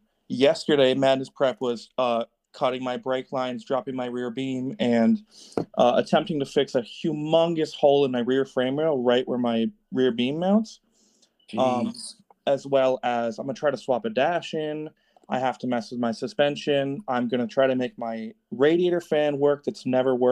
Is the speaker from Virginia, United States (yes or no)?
no; Northeast Connecticut, United States; I'm from Northeast Connecticut in New England. I'm 10 minutes from Rhode Island border